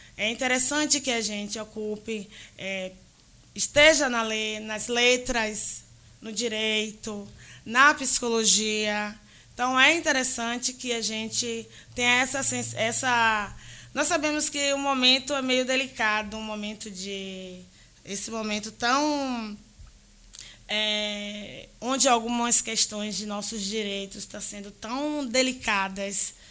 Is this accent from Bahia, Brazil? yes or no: yes; Salvador, Bahia, Brazil; fui criada na Fazenda Grande do Retiro